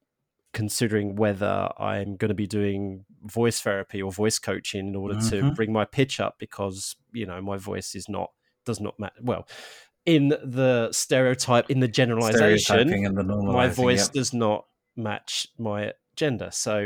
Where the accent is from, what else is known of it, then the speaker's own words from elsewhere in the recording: Harlow, East of England, United Kingdom; accent: Cockney Essex; I'm from Harlow in Essex, and I've got Cockney dad, so and when I do talk to my parents, I do go a bit more like this. I can slip back into that old kind of Cockney Essex hybrid